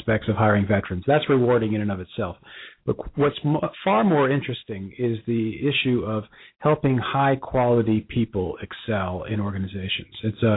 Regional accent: Bronxville, New York, United States; also born or lived in Cincinnati; now in Dallas, United States; We're both from the same hometown, just north of New York City

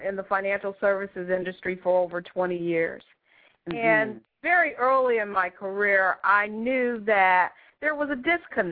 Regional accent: Detroit, Michigan, United States; moved away as an adult; also born or lived in Hawaii / West Coast; I'm from Detroit, Michigan originally

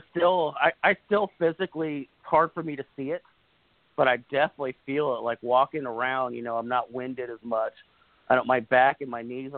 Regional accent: Los Angeles, California, United States; now in Northern Kentucky, United States; I'm originally from Los Angeles, California, but I live in Northern Kentucky now

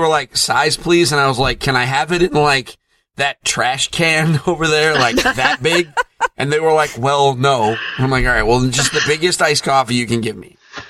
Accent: Connecticut, United States; I'm from Connecticut

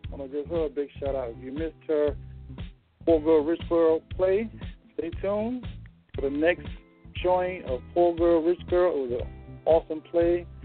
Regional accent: St. Louis, Missouri, United States; If you're in New York, you probably remember me from Power 1051 WBLS, but I'm back in my hometown, St. Louis, Foxy 95.5.

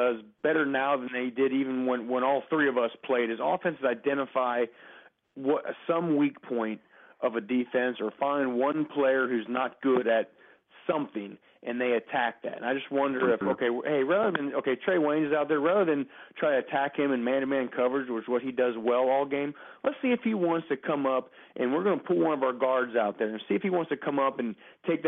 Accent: Cincinnati, Ohio, United States; here in my hometown of Cincinnati

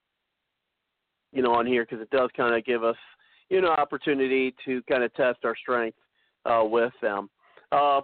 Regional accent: Ohio, United States; I'm from Ohio

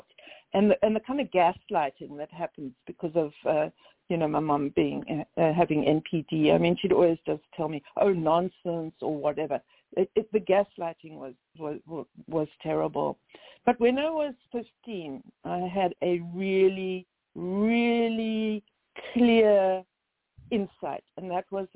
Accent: Cape Town, Western Cape, South Africa; moved away as an adult; now in United States; I'm from Cape Town.

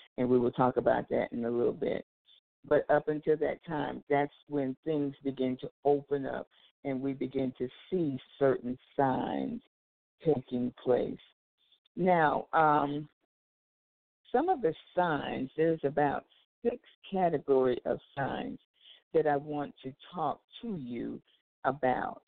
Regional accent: Anchorage, Alaska, United States; also born or lived in California; now in Texas, United States; When I was a little girl, I grew up in Anchorage, Alaska, and I was in the big earthquake in 1964

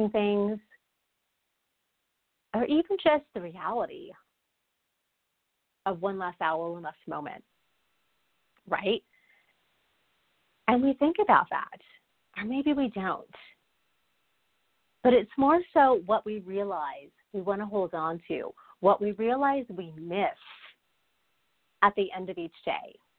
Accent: Texas, United States; a fellow Texan.

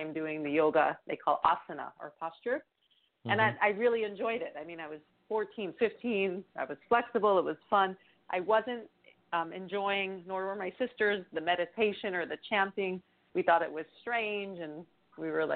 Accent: New York, United States; now in Bay Area, United States; we're from New York

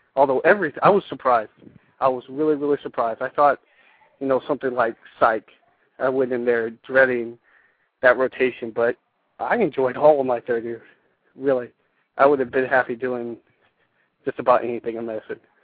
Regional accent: San Antonio, Texas, United States; also born or lived in California; I'm originally from San Antonio

